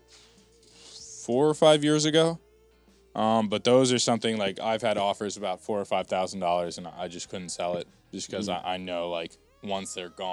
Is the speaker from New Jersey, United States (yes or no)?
yes; West Orange, New Jersey, United States; I'm from West Orange, which is right next door to Montclair